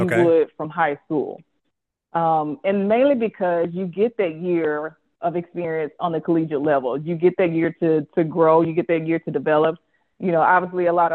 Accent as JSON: {"language": "English", "town": "Jackson", "region": "Mississippi", "country": "United States", "tie": "born or raised there", "said": "so I'm from Jackson, Mississippi. I went to high school"}